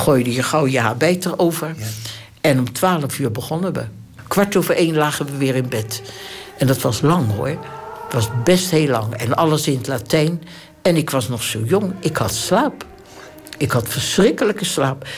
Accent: Delft, South Holland, Netherlands; moved away as an adult; Ik ben geboren in Delft, 16 januari 1926.

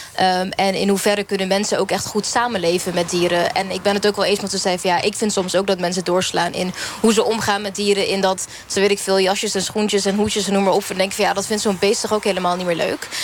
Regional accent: Curaçao; ik kom zelf uit Curaçao

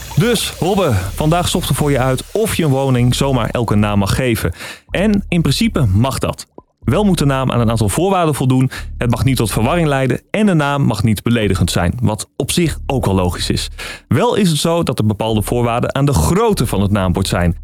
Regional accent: Drenthe, Netherlands; ik kom uit Drenthe

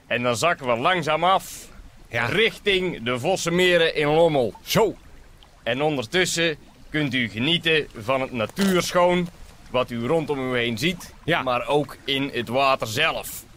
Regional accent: Bergeijk, North Brabant, Netherlands; ik kom uit Bergijk. Bergijk is schoon.

